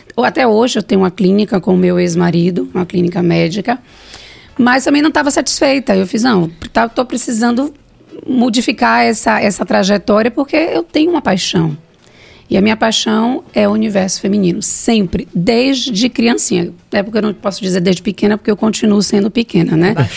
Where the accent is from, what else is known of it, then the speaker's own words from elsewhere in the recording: Salvador, Bahia, Brazil; Eu vim do Bonfim, não, né? Bonfim não, da Cidade Baixa, do Monte Serra, é, fui criada por dois professores